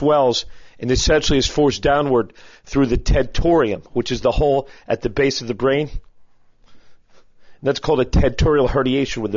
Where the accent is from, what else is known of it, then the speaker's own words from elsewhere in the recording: Philadelphia, Pennsylvania, United States; I'm a Philadelphian